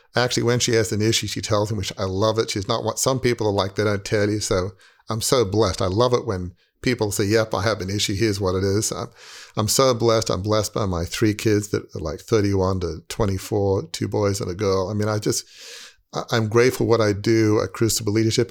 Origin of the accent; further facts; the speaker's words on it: Australia; moved away; I'm from Australia